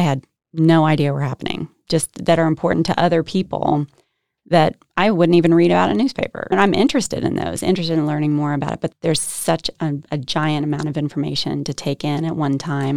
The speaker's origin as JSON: {"language": "English", "town": "Herndon", "region": "Virginia", "country": "United States", "tie": "born or raised there", "moved": "yes", "lives_now": "Holly Springs, United States", "said": "I grew up in Herndon, Virginia, like you said, Northern Virginia"}